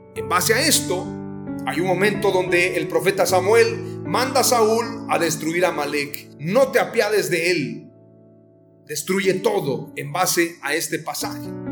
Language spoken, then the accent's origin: Spanish; Mexico; Como mexicanos nos identificamos rápidamente